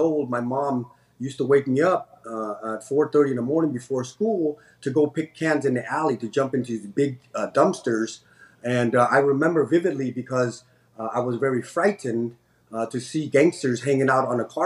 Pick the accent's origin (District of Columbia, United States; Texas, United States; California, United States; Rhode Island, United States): California, United States; San Jose; also born or lived in Cambodia; I was an immigrant growing up in Eastside San Jose in the 90s